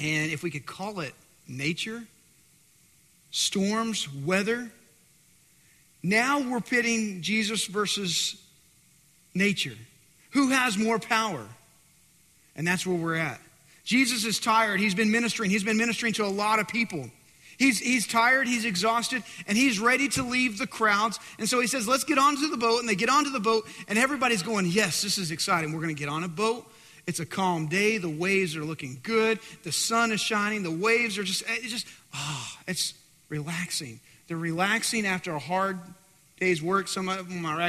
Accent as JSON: {"language": "English", "region": "West Texas", "country": "United States", "said": "I'm in from West Texas"}